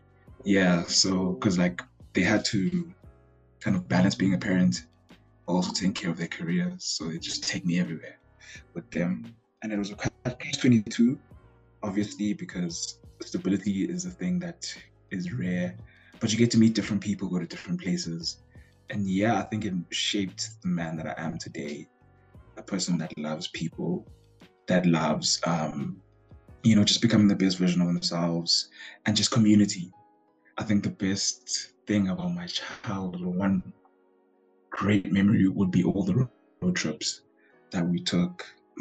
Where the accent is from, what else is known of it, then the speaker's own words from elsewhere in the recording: East London, Eastern Cape, South Africa; first son to Lupolo and Amanda. …. I'm from a small town called East London.